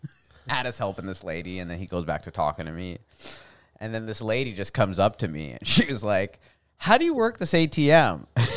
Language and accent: English; Canada; I'm African descent from Canada.